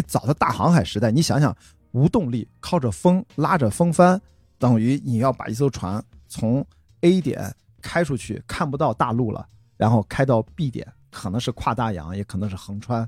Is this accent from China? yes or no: yes; Qingdao, Shandong, China; moved away; 因为我是在青岛长大啊，就是青岛第一条马路那儿出生的中山路，在青岛土著了